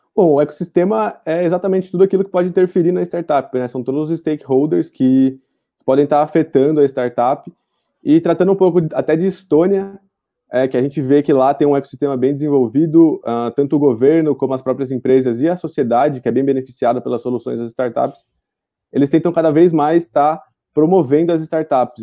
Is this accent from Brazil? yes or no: yes; Araraquara, São Paulo, Brazil; Sou de Araraquara, interior de São Paulo.